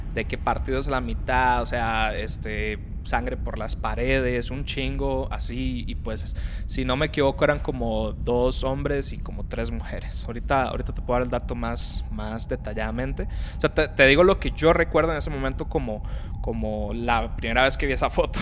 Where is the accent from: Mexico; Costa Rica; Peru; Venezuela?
Costa Rica; moved away; no soy mexicano, soy de Costa Rica